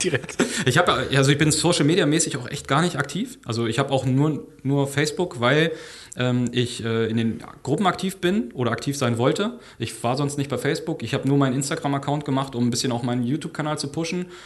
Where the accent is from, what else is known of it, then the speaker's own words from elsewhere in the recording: Lower Saxony, Germany; Ja, ich komme aus Niedersachsen, also ist ein bisschen weiter weg dann